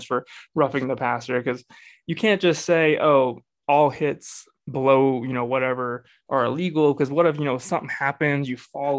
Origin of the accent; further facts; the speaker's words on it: Texas, United States; growing up in Texas